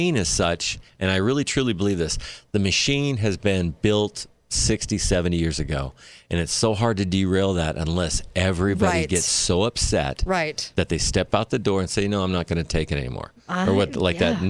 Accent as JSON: {"language": "English", "town": "St. George", "region": "Utah", "country": "United States", "said": "I said, Dixie. Instead of saying St. George"}